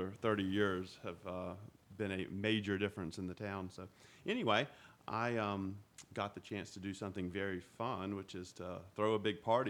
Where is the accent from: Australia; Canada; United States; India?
United States; Huntersville, North Carolina; I grew up in Huntersville when Huntersville had maybe 1,500 or 2,000 people and everybody knew everybody.